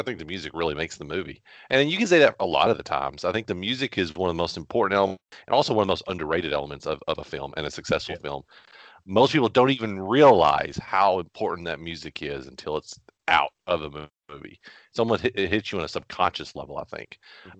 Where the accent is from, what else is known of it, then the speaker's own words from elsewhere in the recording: Bowling Green, Kentucky, United States; because he really is from where we're from Bowling Green, from where we have lived for a long time.